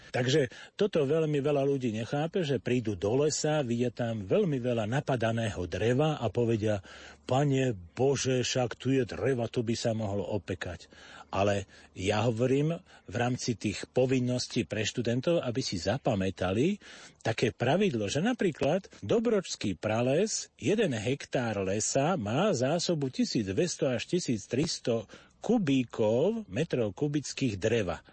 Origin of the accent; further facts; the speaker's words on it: Opatová, Trenčín Region, Slovakia; U nás v Opatovej bolo 8 kopaných studní